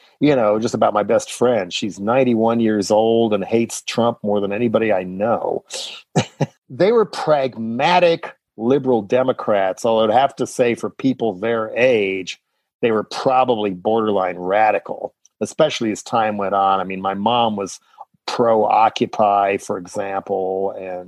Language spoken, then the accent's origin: English; Boulder, Colorado, United States; moved away; also born or lived in San Francisco; back in Boulder